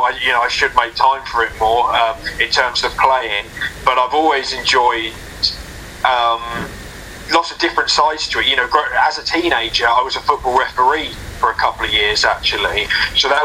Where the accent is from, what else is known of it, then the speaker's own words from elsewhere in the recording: South England, United Kingdom; I'm from South England, and there weren't actually many like big Premier League clubs near me growing up